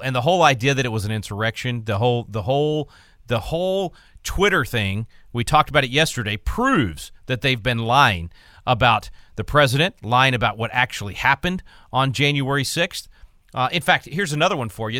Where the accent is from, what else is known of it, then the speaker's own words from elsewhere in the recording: Texas, United States; being a Texan